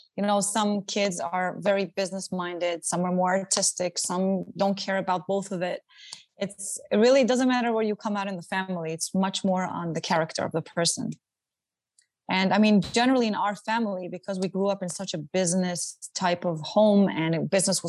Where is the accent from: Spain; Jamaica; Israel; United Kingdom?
Israel; moved away as an adult; also born or lived in Antwerp, Belgium; now in New York, United States; I was born in Israel. I grew up there most of my life